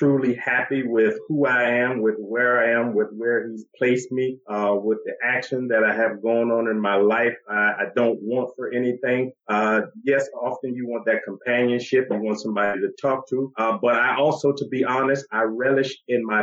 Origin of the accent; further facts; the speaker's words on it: Washington, District of Columbia, United States; Born and raised in Washington, D.C.